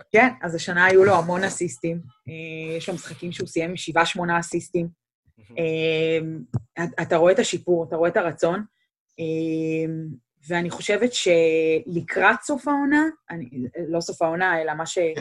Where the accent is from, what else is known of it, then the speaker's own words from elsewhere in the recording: Israel; now in Cleveland, United States; אנחנו ישראלים